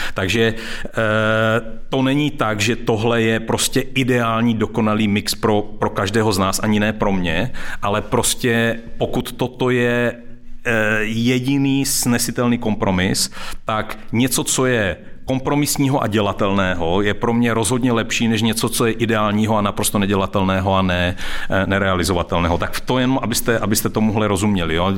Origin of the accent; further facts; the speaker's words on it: Czechia; já jsem taky Čech, jako se, se, se vším, se vším všudy.